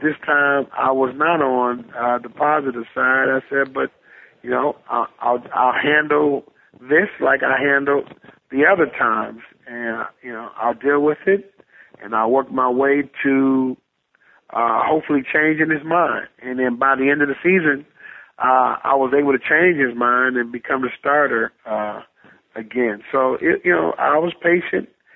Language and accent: English; Detroit, Michigan, United States; my hometown of Detroit